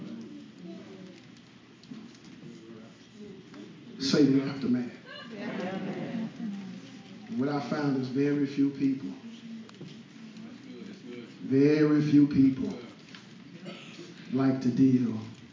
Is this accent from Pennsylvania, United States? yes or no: no; Louisiana, United States; moved away; I'm from Louisiana. I'm a boot boy